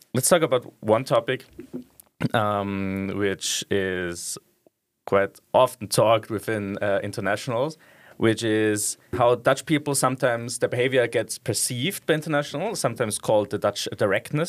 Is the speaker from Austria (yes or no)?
yes; Austria; moved away as an adult; now in Netherlands; I'm a law student and then I'm from Austria